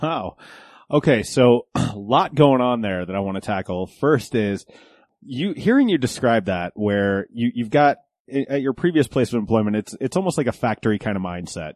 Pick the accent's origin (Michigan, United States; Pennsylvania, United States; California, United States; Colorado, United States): Colorado, United States; Golden; I grew up in Golden, so just west of of the city